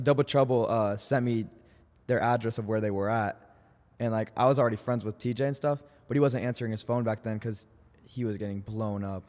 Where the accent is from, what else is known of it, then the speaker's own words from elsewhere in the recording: Indianapolis, Indiana, United States; moved away; everyone in Nelson, my hometown